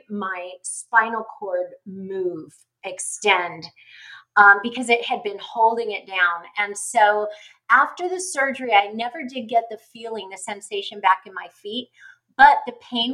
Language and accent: English; California, United States; it was at Children's Hospital where I was born in California